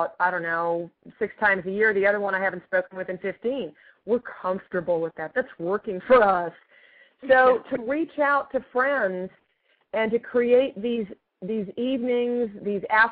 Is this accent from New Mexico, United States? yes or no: no; California, United States; also born or lived in Australia / Massachusetts; I was born in California. I was born in California and taken back to Australia for my first year